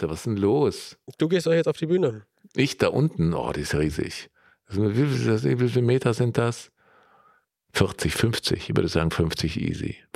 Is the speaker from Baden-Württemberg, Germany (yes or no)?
no; Allgäu, Bavaria, Germany; ich komme da aus der Gegend